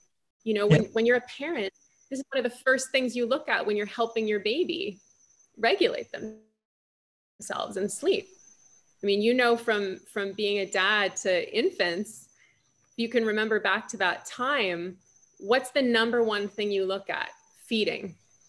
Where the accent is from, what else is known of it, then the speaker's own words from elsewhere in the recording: Los Angeles, California, United States; I'm from Los Angeles